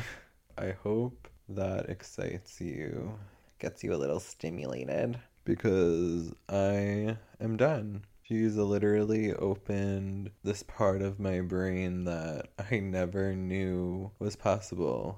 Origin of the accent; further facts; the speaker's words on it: United States; I'm supposed to be ashamed of, like, being American